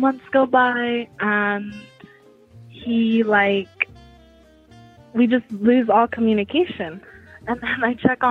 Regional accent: Denver, Colorado, United States; Denver is a goat city. Thank you guys so much for complimenting my hometown

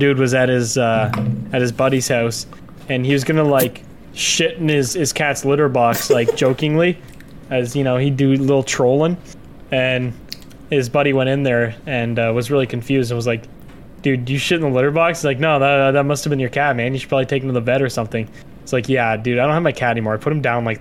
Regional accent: Canada; I'm a Canadian. I don't know if that affects my accent.

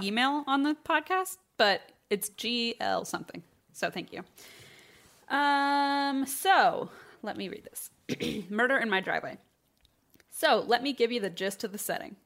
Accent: Troy, Illinois, United States; my hometown of Troy, Illinois. It's a small town in southern Illinois on the Saint Louis Metro

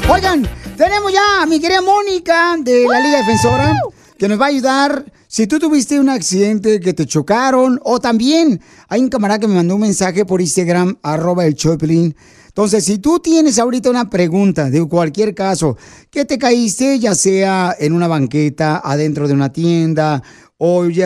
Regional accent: Ocotlán, Jalisco, Mexico; Yo soy de Ocotlán, Jalisco.

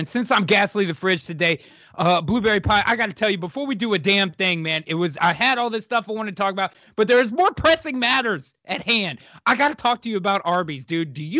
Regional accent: Texas, United States; it is not happening anywhere here in my home state of Texas.

